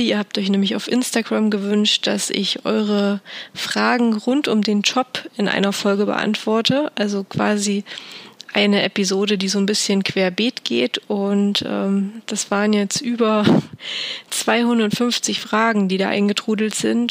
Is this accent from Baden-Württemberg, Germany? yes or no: no; Thuringia, Germany; in meiner Heimat in Thüringen